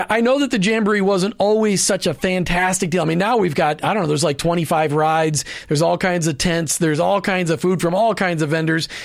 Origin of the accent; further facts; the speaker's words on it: Minnesota, United States; also born or lived in Indian Rocks, Florida; now in Florida, United States; growing up in Minnesota